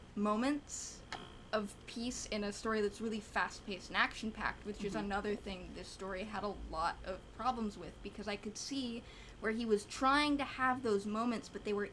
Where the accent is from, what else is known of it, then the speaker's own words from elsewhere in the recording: United States; I'm ugly American, don't watch anime super a lot.